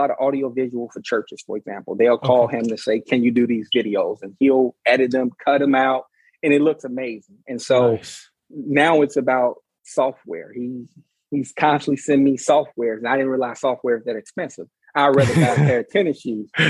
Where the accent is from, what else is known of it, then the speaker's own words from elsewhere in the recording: Chicago, Illinois, United States; now in Richmond, United States; I grew up in Chicago.